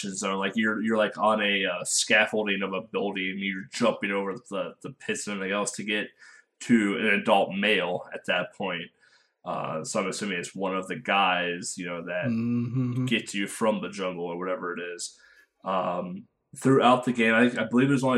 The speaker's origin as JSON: {"language": "English", "country": "United States", "said": "I am American"}